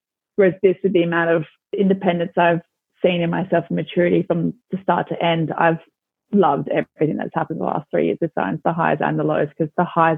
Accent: Adelaide, South Australia, Australia; moved away as an adult; now in Scotland, United Kingdom; I'm from Adelaide

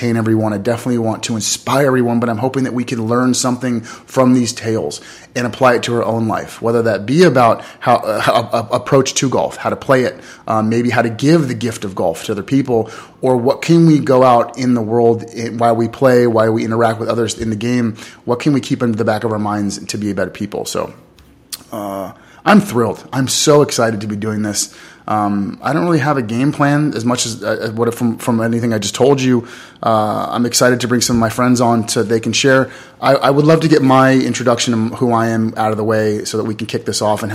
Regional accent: Los Angeles, California, United States; I grew up in Los Angeles, California.

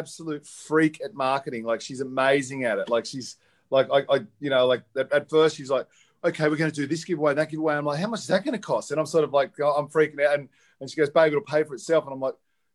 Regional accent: Australia; also born or lived in Byron Bay, New South Wales; now in Northern Beaches, Australia; I'm Australian.

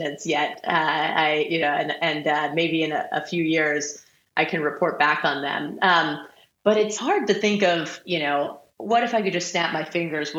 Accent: Boston, Massachusetts, United States; my hometown in Boston

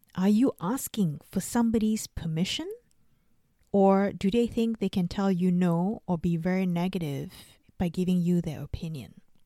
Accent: Singapore; now in Australia; I grew up in Singapore and I live in Australia.

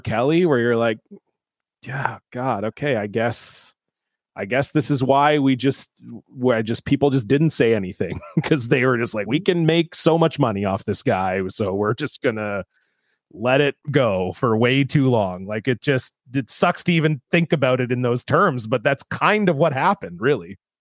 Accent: Ontario, Canada; I grew up in Ontario

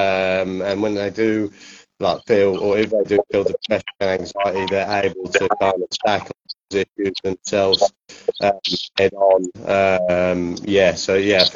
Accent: Norwich, East of England, United Kingdom; I'm from Norwich

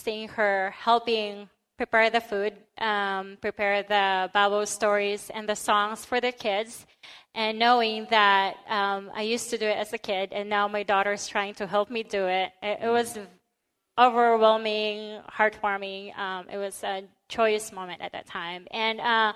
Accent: Philippines; now in United States; I grew up in the Philippines.

